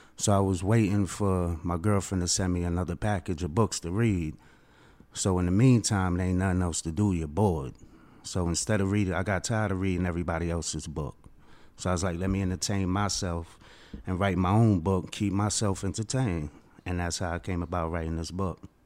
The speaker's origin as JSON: {"language": "English", "town": "New York City", "region": "New York", "country": "United States", "said": "I'm from Queens, New York"}